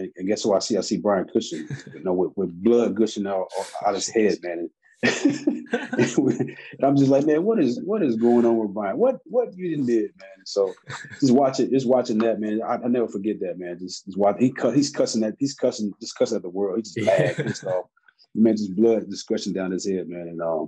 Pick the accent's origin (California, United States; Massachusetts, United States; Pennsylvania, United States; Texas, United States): Texas, United States; being a part of a number one defense, man, was something that I'll never forget, you know, being a Texan.